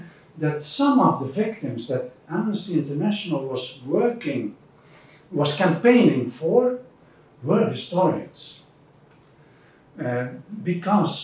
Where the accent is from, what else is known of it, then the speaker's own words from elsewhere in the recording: Belgium; moved away as an adult; now in Netherlands; I come from Belgium originally. I have been in the Netherlands for more than 30 years, but now originally I come from Belgium, from Ghent University